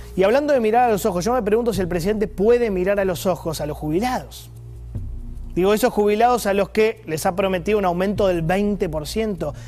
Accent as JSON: {"language": "Spanish", "country": "Argentina", "said": "como argentino"}